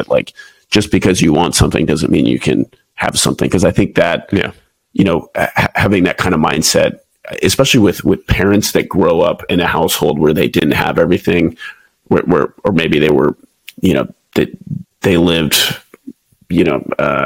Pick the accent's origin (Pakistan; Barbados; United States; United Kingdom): United States; Houston, Texas; moved away as an adult; also born or lived in Pensacola, Florida / Japan; now in San Diego, United States; I'm originally from Houston, Texas.